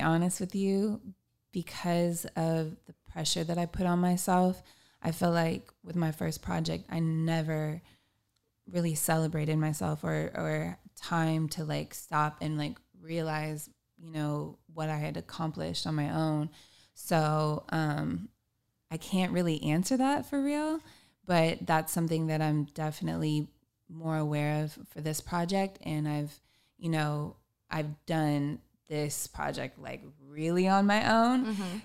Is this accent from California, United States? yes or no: yes; Long Beach, California, United States; I am a musician from Long Beach, California